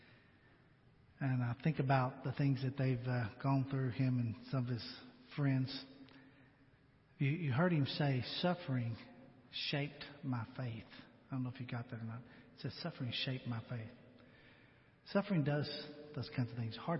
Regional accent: United States; being an American

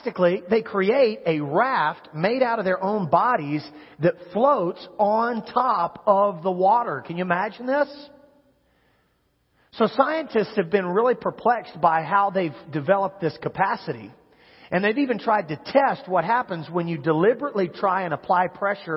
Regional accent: Kansas, United States; moved away; I grew up in Kansas

